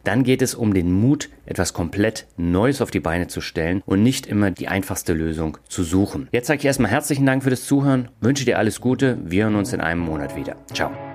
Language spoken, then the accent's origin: German; Germany; Als Deutscher